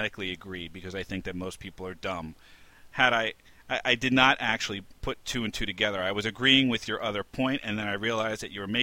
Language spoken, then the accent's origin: English; New York City, New York, United States; I grew up in New York City